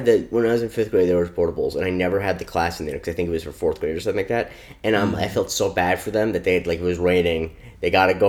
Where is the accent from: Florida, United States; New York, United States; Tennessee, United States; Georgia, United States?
Florida, United States; You and I, we're both from Florida.